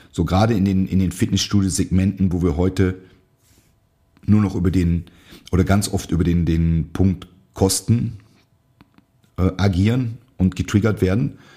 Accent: North Rhine-Westphalia, Germany; Ich habe in einem sehr kleinen Studio in meiner Heimat trainiert, in der Nähe von Aachen. Das sagt vielleicht dem einen oder anderen was, durch, durch große Reitsportturniere, also holländische Grenze.

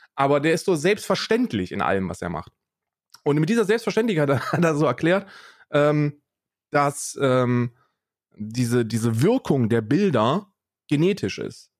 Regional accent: Germany; ich bin in Deutschland aufgewachsen

